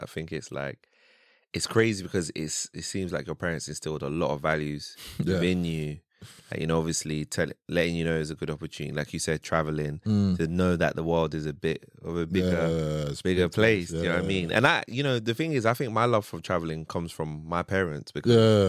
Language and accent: English; London, United Kingdom; I grew up in Southeast London as well.